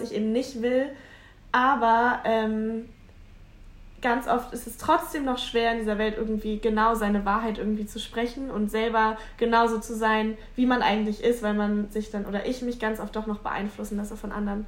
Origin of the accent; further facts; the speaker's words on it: Hamburg, Germany; ich komme aus Hamburg, also aus dem Rand, am Rande von Hamburg.